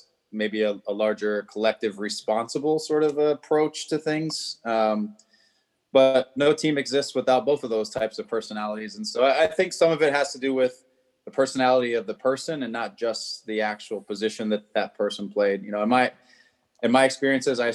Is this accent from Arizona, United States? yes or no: yes; Arizona, United States; moved away as an adult; also born or lived in Southern California / Toronto; now in Los Angeles, United States; I grew up in Arizona, not too far away, but you know, most of my adult life between UCLA and the Galaxy and it's been Southern California